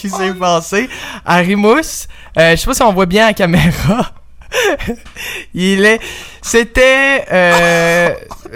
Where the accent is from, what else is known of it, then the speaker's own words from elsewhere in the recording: Obasca, Quebec, Canada; now in Montreal, Canada; je viens d'un village qui se nomme, euh, Obasca.